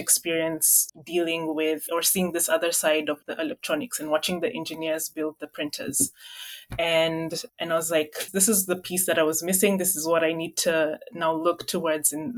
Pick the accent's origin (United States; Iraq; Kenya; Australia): Kenya; moved away as an adult; growing up in Kenya